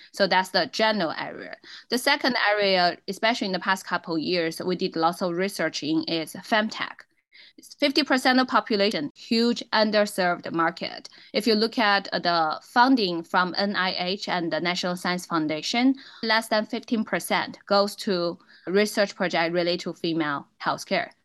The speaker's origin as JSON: {"language": "English", "region": "Inner Mongolia", "country": "China", "tie": "born or raised there", "second_language": "English", "moved": "as an adult", "lives_now": "United States", "said": "I was a born and raised in Inner Mongolian. So I'm a Mongolian"}